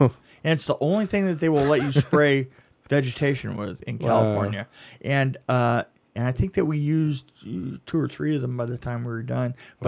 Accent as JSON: {"language": "English", "country": "United Kingdom", "said": "I'm British, for God's sake. Don't hit me."}